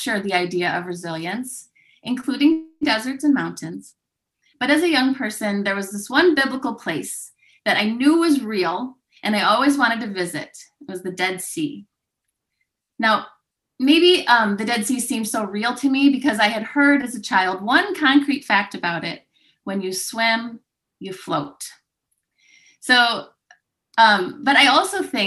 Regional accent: Michigan, United States; growing up in Michigan, with its great lakes and green trees

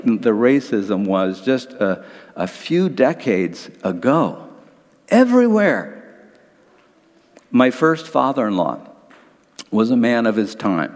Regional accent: Detroit, Michigan, United States; I grew up in Detroit in the 1950s and 1960s

